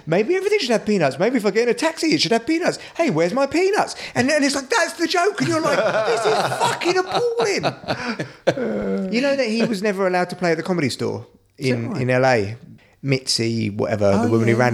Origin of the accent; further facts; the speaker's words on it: England, United Kingdom; me being English